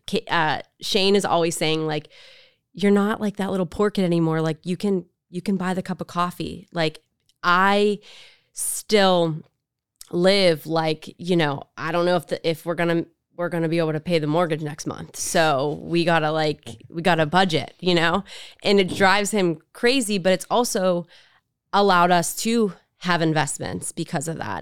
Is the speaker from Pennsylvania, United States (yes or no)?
yes; Pittsburgh, Pennsylvania, United States; growing up in the South Side, being the city kid